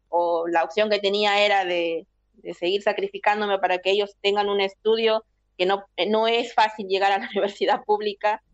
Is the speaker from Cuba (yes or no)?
no; Peru; moved away as an adult; now in Argentina; decidimos emprender eh, ese viaje para buscar oportunidades fuera, porque dentro de tu país no tenías oportunidades